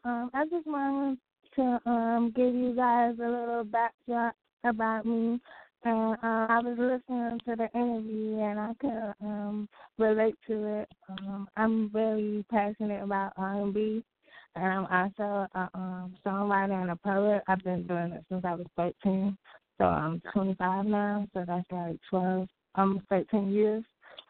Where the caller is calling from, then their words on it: North Carolina, United States; Hi, this is … I'm from North Carolina.